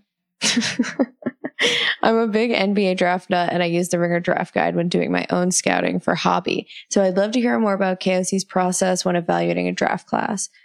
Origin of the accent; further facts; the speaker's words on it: New Zealand; I'm from New Zealand